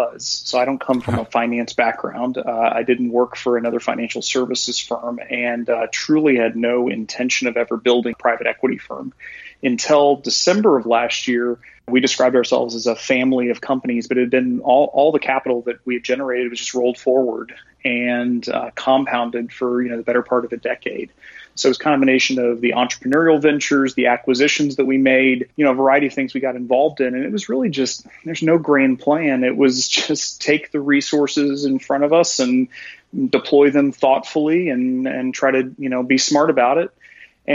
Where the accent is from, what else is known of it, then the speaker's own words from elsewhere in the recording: Joplin, Missouri, United States; also born or lived in Virginia / Columbia, Missouri; I grew up in Joplin, Missouri, and went to school in Virginia